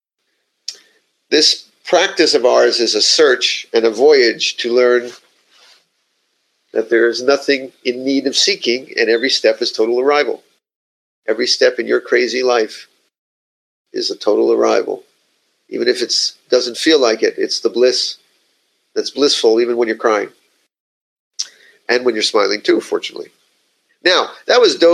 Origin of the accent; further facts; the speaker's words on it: Miami, Florida, United States; I'm from Miami